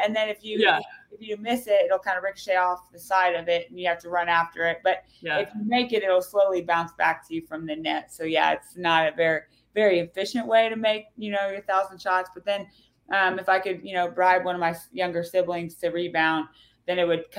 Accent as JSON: {"language": "English", "town": "Claflin", "region": "Kansas", "country": "United States", "tie": "born or raised there"}